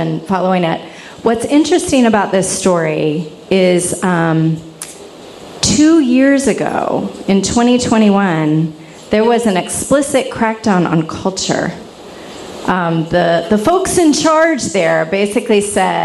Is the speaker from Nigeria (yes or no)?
no; the South, United States; I'm from the South too